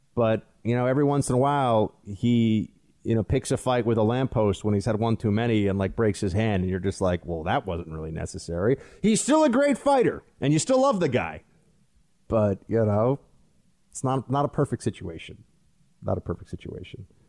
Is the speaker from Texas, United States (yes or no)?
no; New York, United States; I'm from New York